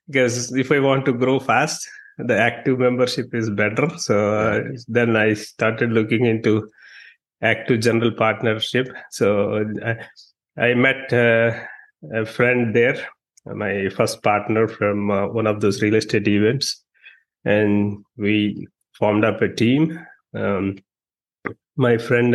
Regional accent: India; moved away as an adult; also born or lived in New York, United States; now in Dallas, United States; I'm from India

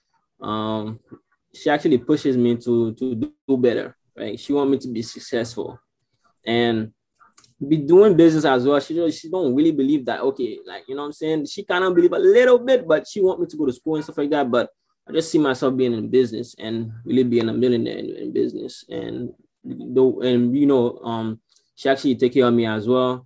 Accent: Haiti; I'm from Haiti

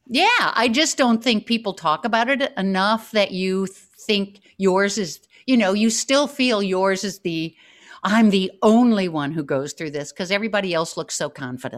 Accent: New York, United States; the New Yorker I am

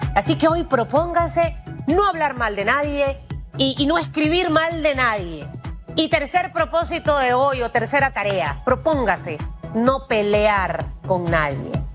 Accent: Panama; como panameña y como periodista

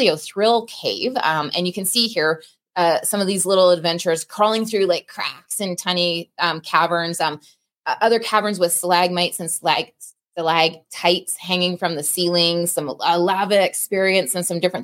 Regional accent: Canada; I'm Canadian

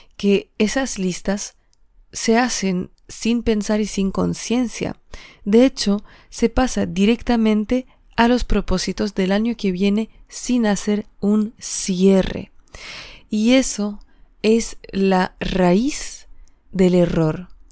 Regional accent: Alsace, Grand Est, France; moved away; regrese a mi tierra, que es Alsacia, y Alsacia está en la frontera con Alemania

